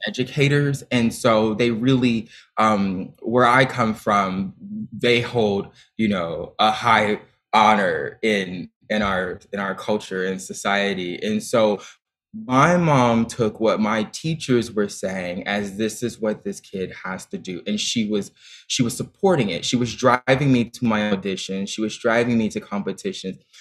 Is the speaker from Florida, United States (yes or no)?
no; Dayton, Ohio, United States; moved away; I auditioned for the performing arts high school in my hometown of Dayton, Ohio